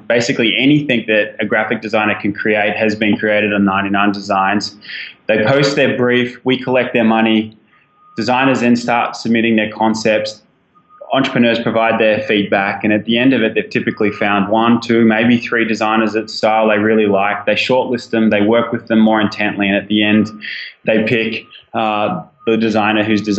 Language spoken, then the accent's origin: English; Australia; obviously my accent gives something away. So I'm an Aussie guy